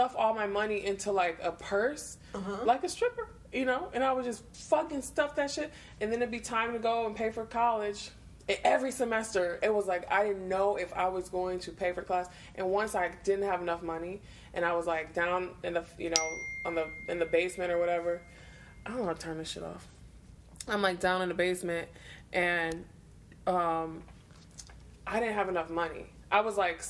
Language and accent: English; Detroit, Michigan, United States; growing up in Detroit, being all poor